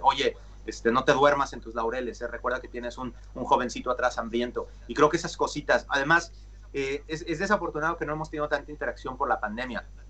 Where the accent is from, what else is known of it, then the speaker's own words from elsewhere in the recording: Mexico; first language Spanish; now in Los Angeles, United States; yo soy mexicano y tuve familia en el hockey